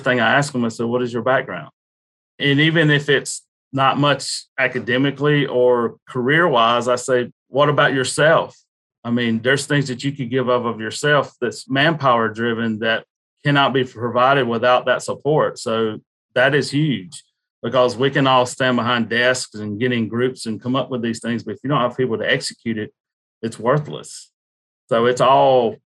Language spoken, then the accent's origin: English; United States; I grew up around Lake Hartwell in the Savannah River